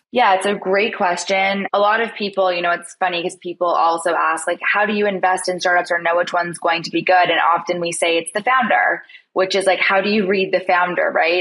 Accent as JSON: {"language": "English", "town": "Toronto", "region": "Ontario", "country": "Canada", "tie": "born or raised there", "moved": "yes", "said": "I'm actually from Toronto, Canada"}